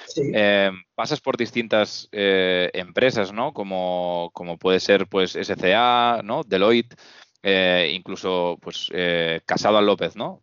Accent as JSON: {"language": "Spanish", "town": "Reus", "region": "Catalonia", "country": "Spain", "said": "los dos somos, somos Reusengs"}